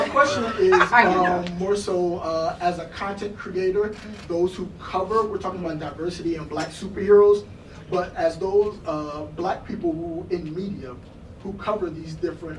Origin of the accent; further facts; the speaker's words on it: Philadelphia area, Pennsylvania, United States; also born or lived in Florida; now in Nashville, United States; So I'm from the Philadelphia area, but I drove up. This is my first New York Comic Con. I drove up from Nashville all the way up to New York.